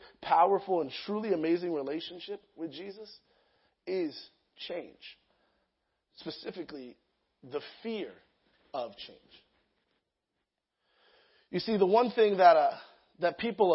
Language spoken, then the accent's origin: English; Lake Elsinore, California, United States; also born or lived in Sacramento; I'm from Lake Elsinore area. I've always been there